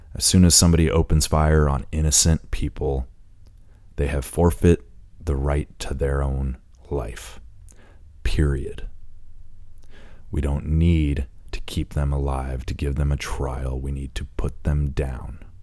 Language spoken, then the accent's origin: English; Indiana, United States; being that I grew up in Indiana, I'm a proud Hoosier